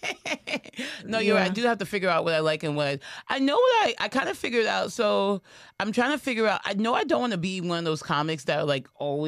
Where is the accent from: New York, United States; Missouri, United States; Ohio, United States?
New York, United States; I'm a New Yorker